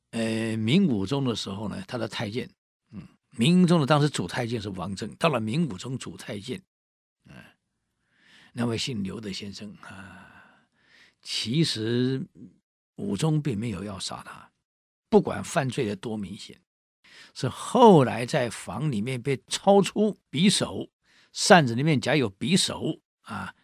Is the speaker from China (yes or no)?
no; Taiwan; 我们台湾人